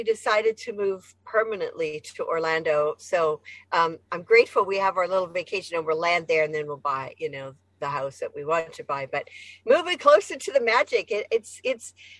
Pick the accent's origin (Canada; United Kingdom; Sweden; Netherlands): Canada; Alberta; moved away as an adult; also born or lived in Saskatoon, Saskatchewan / Victoria / Quebec City; now in United States; I was born in Saskatoon, Saskatchewan, but I grew up in Alberta and I've lived in Victoria and Quebec City as well